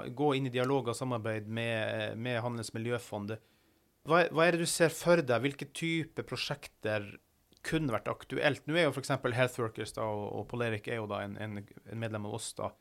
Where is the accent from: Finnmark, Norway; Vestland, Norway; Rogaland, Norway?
Finnmark, Norway; Jeg kommer fra Finnmark